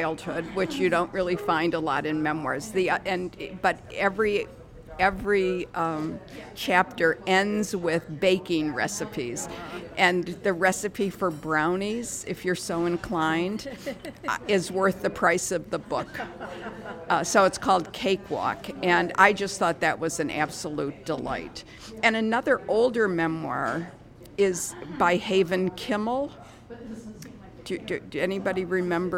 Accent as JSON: {"language": "English", "town": "Detroit", "region": "Michigan", "country": "United States", "tie": "born or raised there", "said": "I grew up in Detroit"}